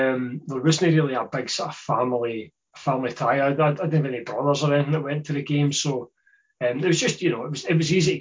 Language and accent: English; west of Scotland, United Kingdom; also born or lived in Edinburgh; most of my Saturdays were spent some windswept public park somewhere in the west of Scotland watching amateur football